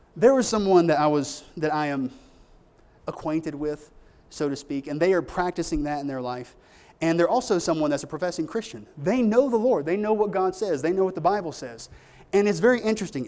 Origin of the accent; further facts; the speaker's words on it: United States; I'm an American. That's my country